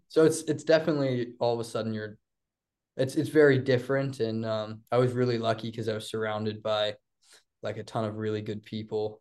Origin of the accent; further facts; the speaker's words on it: Blacksburg, Virginia, United States; growing up in Blacksburg, it's a little different